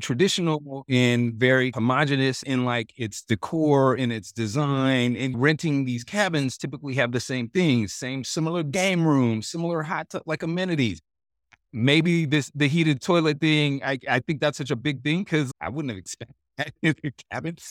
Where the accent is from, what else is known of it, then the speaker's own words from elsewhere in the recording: Oregon, United States; I grew up in Oregon